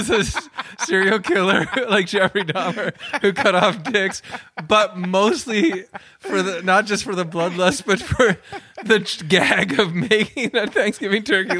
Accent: Toronto, Ontario, Canada; you're an artist comedian growing up in Toronto

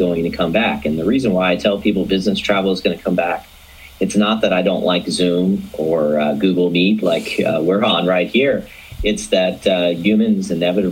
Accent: Atlanta, Georgia, United States; I'm originally from Atlanta

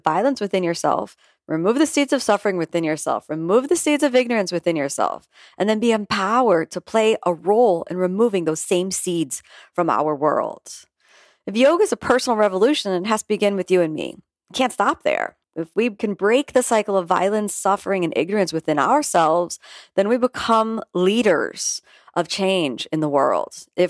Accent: Florida, United States; You know, I'm a multiracial female born and raised in South Florida to a middle-class family

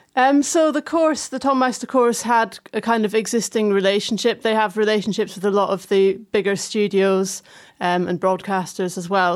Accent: Fife, Scotland, United Kingdom; moved away; I grew up in Fife, um, which is just like 20 minutes south of Dundee

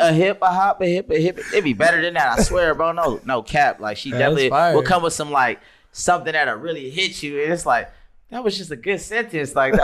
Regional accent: Inland Empire, California, United States; also born or lived in Fontana, California / Rialto, California / Ontario, California; I'm from the Inland Empire, man.

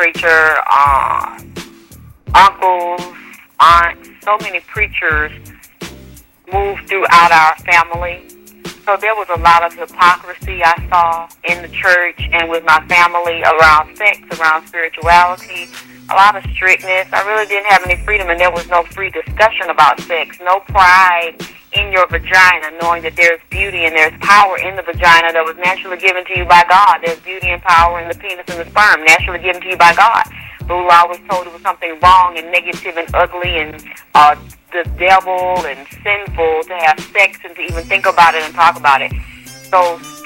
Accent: Atlanta, Georgia, United States; I'm from Atlanta, Georgia

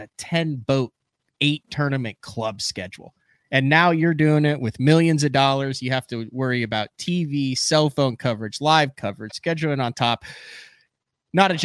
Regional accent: Fort De Soto, Florida, United States; I'm from Fort DeSoto

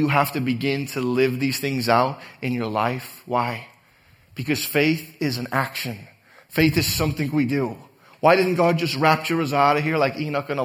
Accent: Liverpool, North West England, United Kingdom; now in United States; growing up in Liverpool, England

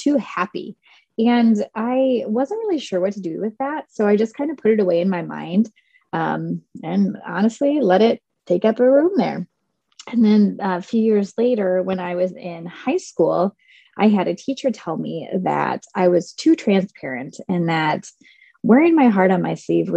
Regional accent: Southern Indiana, United States; I was born and raised in Southern Indiana, and I grew up on a farm

